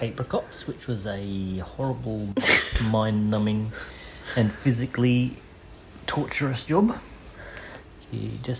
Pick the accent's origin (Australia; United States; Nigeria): Australia; Swan Reach, South Australia; In a little country town called Swan Reach. It was on the River Murray. It still is on the river.